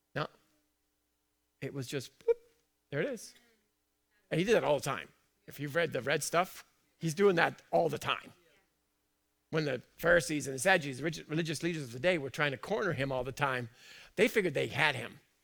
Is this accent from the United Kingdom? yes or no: yes; United Kingdom; I'm British